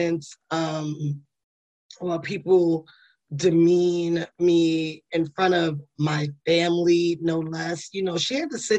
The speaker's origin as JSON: {"language": "English", "town": "New York City", "region": "New York", "country": "United States", "moved": "yes", "said": "I'm from the Bronx, New York"}